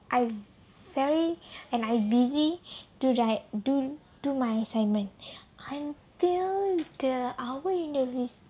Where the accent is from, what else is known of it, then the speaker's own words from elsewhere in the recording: Kedah, Malaysia; English is a second language; my hometown also in Kedah.